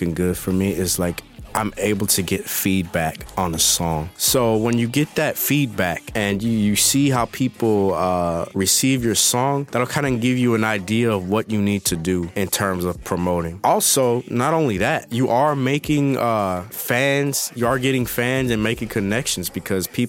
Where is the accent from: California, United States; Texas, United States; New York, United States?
Texas, United States; Houston; I am from Houston, Texas